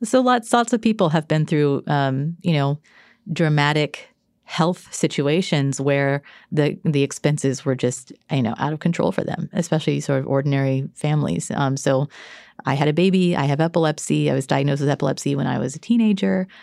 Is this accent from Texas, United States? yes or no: yes; Texas, United States; I grew up in Texas